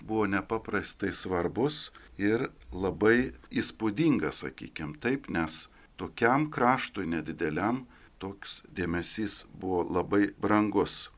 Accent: Lithuania; Taigi mes, kaip lietuviai, brendome ilgus amžius dėka tų iškilių asmenybių

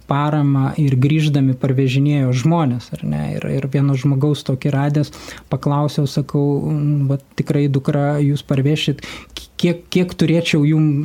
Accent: Lithuania; mes lietuviai

